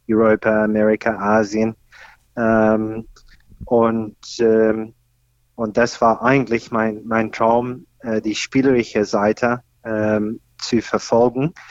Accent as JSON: {"language": "German", "country": "Australia", "tie": "born or raised there", "said": "ich komme ursprünglich aus Australien, da bin ich aufgewachsen."}